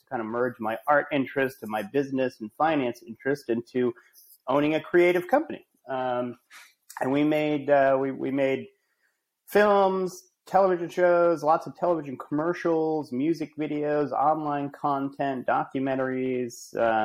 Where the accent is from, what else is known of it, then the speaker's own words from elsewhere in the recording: Rhode Island, United States; moved away as an adult; also born or lived in Amherst, Massachusetts / New York / Los Angeles; I'm from Rhode Island originally